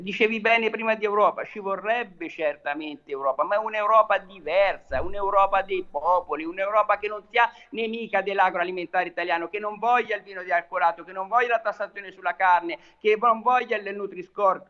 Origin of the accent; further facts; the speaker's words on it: Tuscany, Italy; io da toscano